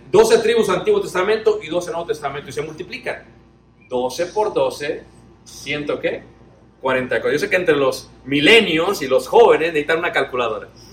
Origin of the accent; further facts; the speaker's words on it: Mexico City, Mexico; Yo soy de Ciudad de México